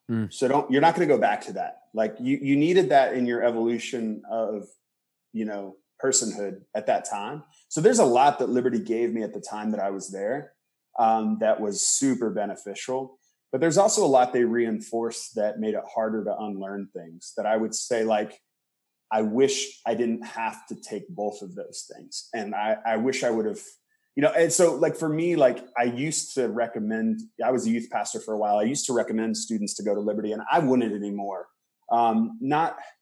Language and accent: English; rural Indiana, United States; also born or lived in Palm Springs, California / Boston; I was born in Palm Springs, California, lived there till I was 8. And then I moved to Indiana. I always say my parents did the reverse Beverly Hillbillies because I left Palm Springs and then grew up on a farm in Indiana.